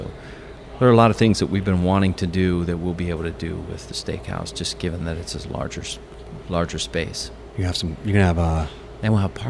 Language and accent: English; Pennsylvania, United States; moved away; I grew up, like I said, I grew up in Pennsylvania